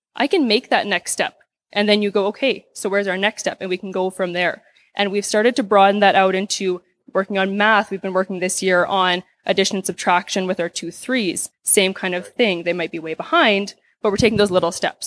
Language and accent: English; Saskatoon, Saskatchewan, Canada; I'm from Saskatoon, Saskatchewan